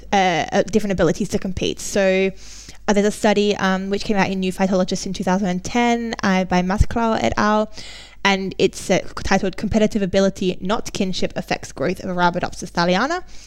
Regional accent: Australia; i'm australian

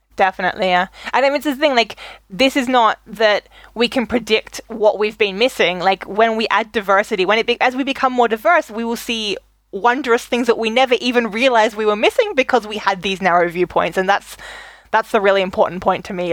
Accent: Australia; moved away as an adult; also born or lived in Germany; growing up in Australia

